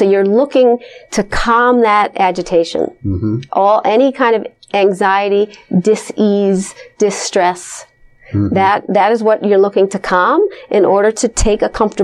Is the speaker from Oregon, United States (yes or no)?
no; Los Angeles, California, United States; now I come from Los Angeles, which has a huge yoga community